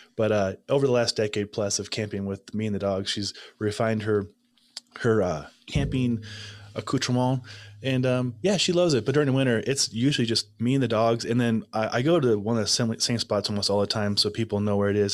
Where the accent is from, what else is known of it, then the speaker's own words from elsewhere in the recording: Nebraska, United States; I'm from Nebraska.